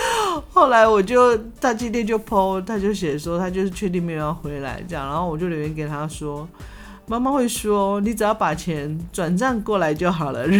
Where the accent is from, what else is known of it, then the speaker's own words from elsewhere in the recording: southern Taiwan, Taiwan; 高铁跟台铁，然后就很害怕，就是乡下我们南部人就很担心，就很怕